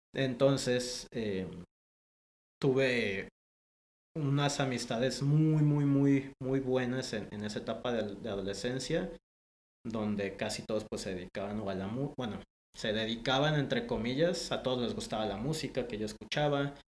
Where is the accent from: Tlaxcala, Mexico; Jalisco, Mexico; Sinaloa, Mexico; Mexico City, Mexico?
Jalisco, Mexico; Guadalajara; born or raised there; also born or lived in Panama